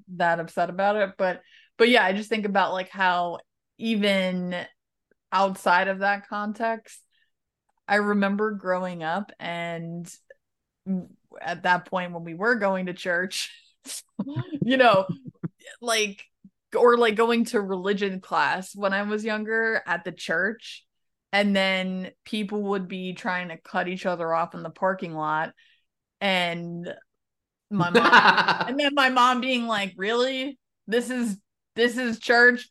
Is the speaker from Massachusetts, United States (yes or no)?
no; New York, United States; moved away as an adult; also born or lived in Ohio; being raised New Yorker Italian